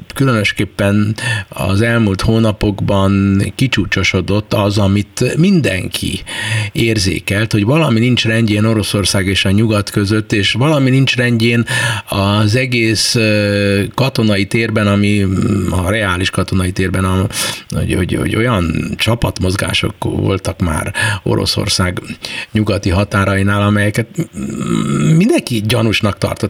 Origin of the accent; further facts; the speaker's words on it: Hungary; mi magyarok vagyunk, és minket a hazánk különösképpen érdekel